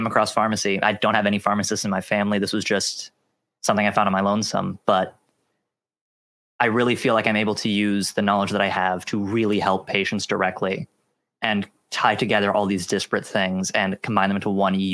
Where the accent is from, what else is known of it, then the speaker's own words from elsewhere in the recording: Johnstown, Pennsylvania, United States; I'm originally from Johnstown, PA